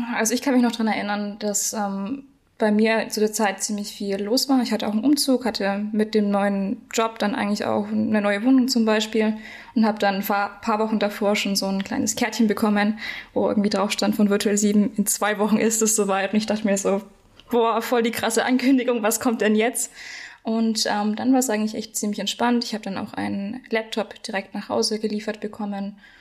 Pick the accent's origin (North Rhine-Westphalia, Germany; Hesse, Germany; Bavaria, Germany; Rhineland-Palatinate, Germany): Bavaria, Germany; Nuremberg; ich komme aus Nürnberg